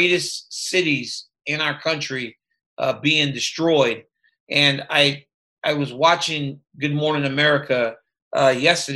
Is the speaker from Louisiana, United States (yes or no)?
yes; Louisiana, United States; I grew up in Louisiana